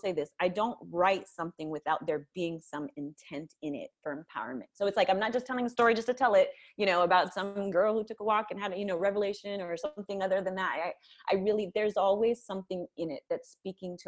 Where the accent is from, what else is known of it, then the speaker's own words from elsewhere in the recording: Napa, California, United States; I was raised in Napa, California